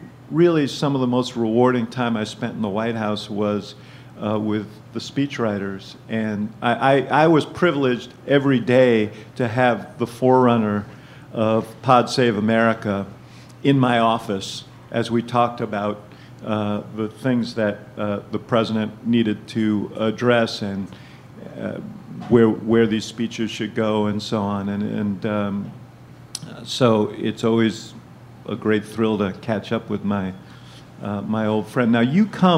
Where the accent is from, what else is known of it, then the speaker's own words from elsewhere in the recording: Chicago, Illinois, United States; I'm from Chicago.